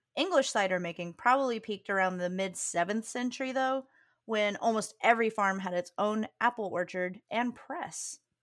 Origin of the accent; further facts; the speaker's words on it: Southern Virginia, United States; now in South Carolina, United States; growing up in Virginia is that we used to go to Williamsburg in the fall and in Virginia, the part of Virginia I'm from, which is Southern Virginia